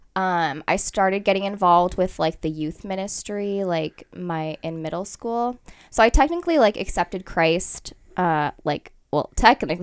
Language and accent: English; Fremont, California, United States; I was born in Fremont, so I was here my whole life